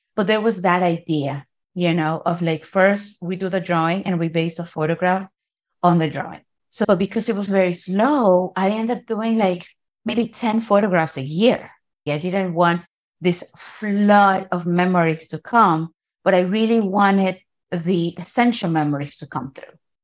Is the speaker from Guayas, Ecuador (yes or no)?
yes; Guayaquil, Guayas, Ecuador; moved away as an adult; also born or lived in New York City / Manabí; now in New York, United States; I am born in what we know as New York City, and at the age of two, my parents moved us to Ecuador. I grew up in Guayaquil.